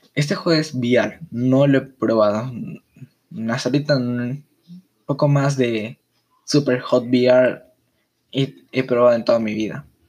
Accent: Peru; en mi país, Perú

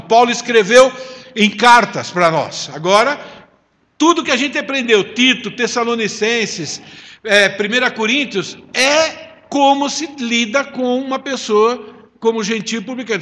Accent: Italy; eu sou italiano

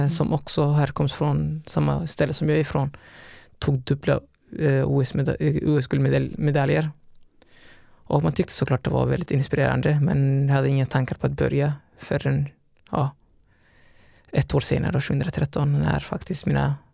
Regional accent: Alingsås, Västra Götaland, Sweden; also born or lived in Somalia; now in Gothenburg, Sweden; Så att, eh, ja, även om jag är från Alingsås egentligen

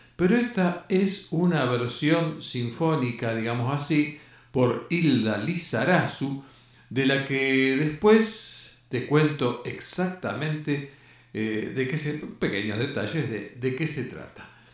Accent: Argentina; nosotros que somos argentinos

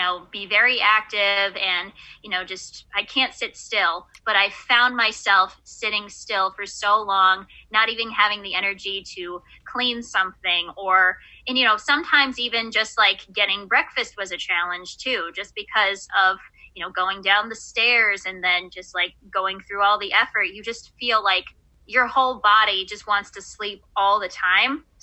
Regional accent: Buffalo, New York, United States; I'm from Buffalo, New York

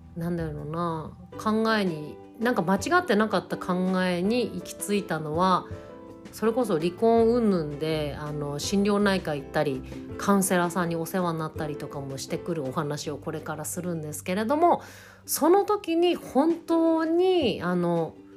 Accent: Tohoku, Japan; moved away as an adult; 東北の田 舎で、えーと、暮らして4年目になりましたもともとここは自分の地元でありまして

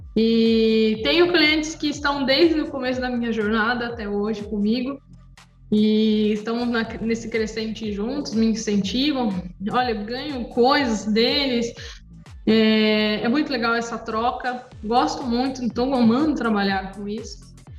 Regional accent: Praia Grande, São Paulo, Brazil; eu sou aqui, de, aqui da Praia Grande, São Paulo

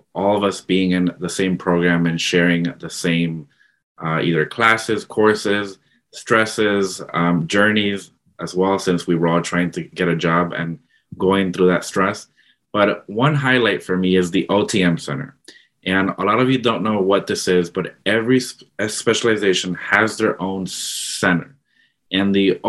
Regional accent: Florida, United States; moved away as an adult; now in Madison, United States; I was coming from Florida. That's where I grew up. That's where I've been my entire life.

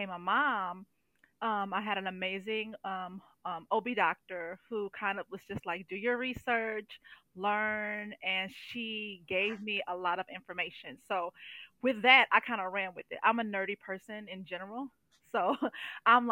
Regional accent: St. Louis, Missouri, United States; moved away as an adult; now in Indianola, United States; I'm originally from St. Louis, Missouri. I've been living here in Indianola, Iowa for almost 4 years now

